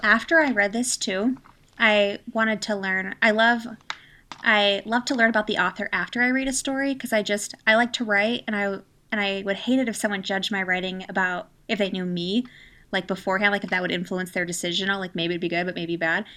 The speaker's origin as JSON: {"language": "English", "country": "United States", "first_language": "English", "said": "I'm American, and I only speak English"}